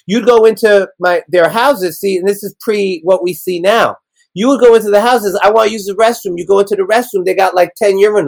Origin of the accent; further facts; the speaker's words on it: New York City, New York, United States; I grew up in Hell's Kitchen